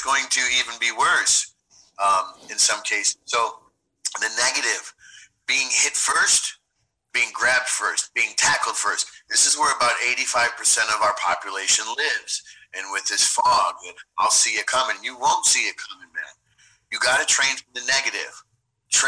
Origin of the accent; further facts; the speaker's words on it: Chicago Heights, Illinois, United States; I'm from Chicago Heights, Illinois